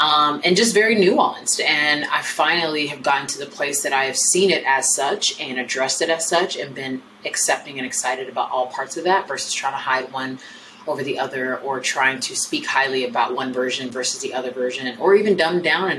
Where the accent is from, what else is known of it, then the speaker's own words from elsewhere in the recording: United States; I am Nigerian American. I was raised in America, born in America, but raised by Nigerian parents. And I am Nigerian by blood, obviously, but also by culture.